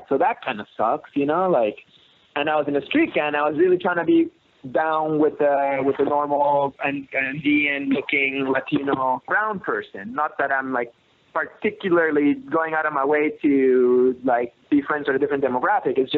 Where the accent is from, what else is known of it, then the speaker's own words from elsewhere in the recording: Canada; I'm from Canada, where you know we judge each other.